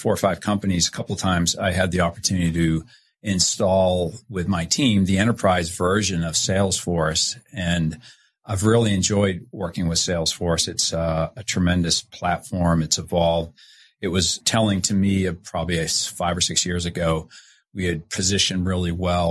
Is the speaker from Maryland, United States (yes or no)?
no; Boston, Massachusetts, United States; now in Washington, D.C. area, United States; I'm from Boston